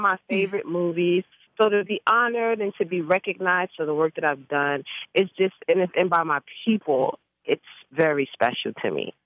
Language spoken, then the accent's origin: English; New York City, New York, United States; I grew up in the Bronx